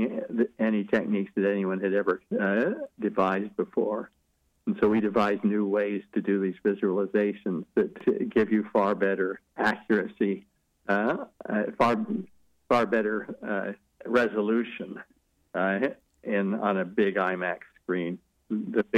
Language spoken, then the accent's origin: English; Logan, Utah, United States; teenager growing up in Logan, Utah